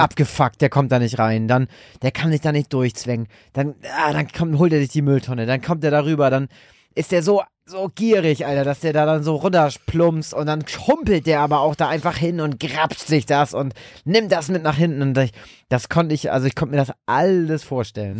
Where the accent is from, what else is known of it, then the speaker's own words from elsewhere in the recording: Germany; wo ich herkomme, ob ich Deutscher bin. Und meinte ich, ja